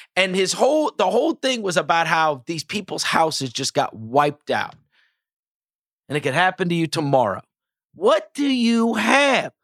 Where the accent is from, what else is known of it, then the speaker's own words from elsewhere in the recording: St. Louis, Missouri, United States; also born or lived in New York; My father got transferred and we moved to Saint Louis.